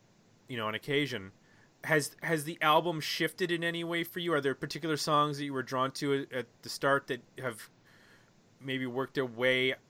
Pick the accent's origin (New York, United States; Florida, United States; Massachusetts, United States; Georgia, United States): New York, United States; Buffalo; I grew up in Buffalo